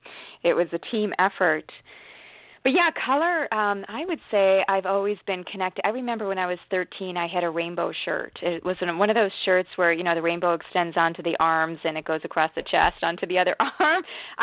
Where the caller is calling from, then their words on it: Washington, United States; From Washington State.